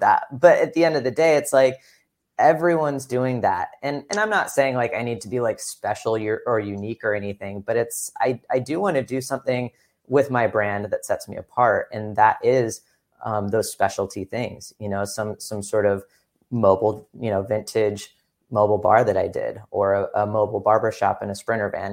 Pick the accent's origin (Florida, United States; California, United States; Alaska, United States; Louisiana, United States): California, United States; Upland; also born or lived in Fullerton, California / Irvine, California / Orange County, California; I grew up in lots of, well, not lots of places, Upland, California, which is, like, the Inland Empire, technically